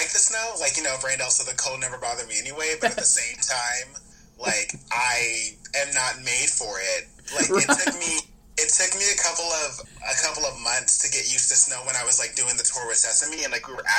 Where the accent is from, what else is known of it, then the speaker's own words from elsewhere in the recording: Los Angeles, California, United States; also born or lived in Riverside; I literally was born and raised in LA.